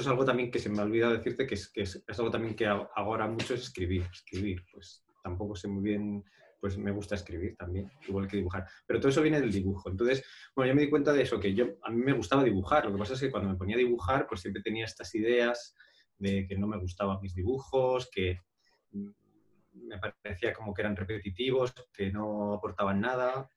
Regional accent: Madrid, Community of Madrid, Spain; yo en realidad soy de Madrid

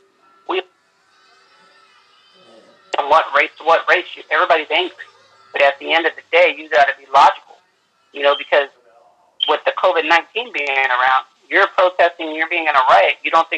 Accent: Fresno, California, United States; I'm from Fresno, California.

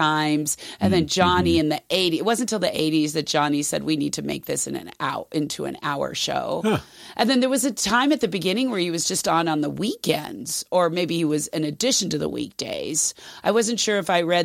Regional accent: Los Angeles, California, United States; we grew up in the in the La La Land

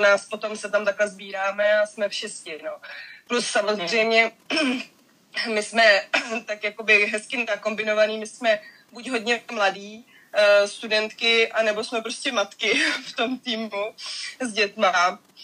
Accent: Prague, Czechia; Není to moje bydliště, prostě já jsem z Prahy

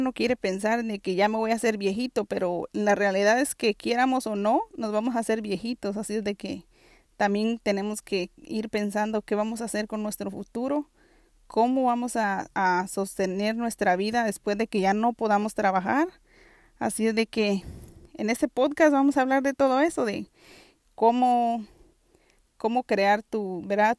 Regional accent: Guatemala; now in New York City, United States; yo soy originaria de Guatemala y actualmente vivo en la ciudad de Nueva York

